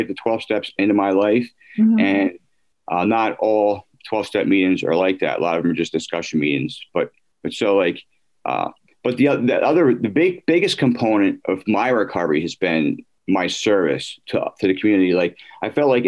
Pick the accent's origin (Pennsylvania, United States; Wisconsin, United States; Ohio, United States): Pennsylvania, United States; Drexel Hill; I grew up out in Delaware County, mm-hmm. in the suburbs of, I grew up in Drexel Hill